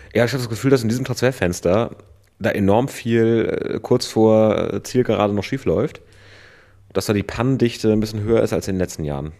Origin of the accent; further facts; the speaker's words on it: northern Germany coast, Germany; now in Vienna, Austria; wir kommen ja beide da aus dem Norden von der Küste